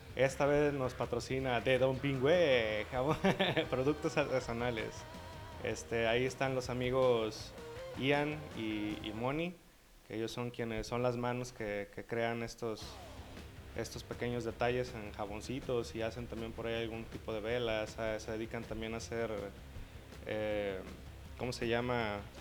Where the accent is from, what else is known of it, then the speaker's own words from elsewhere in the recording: Mexico; como mexicanos